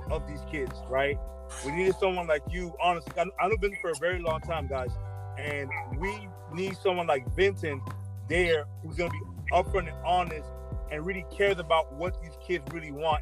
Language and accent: English; Nigeria; I'm Nigerian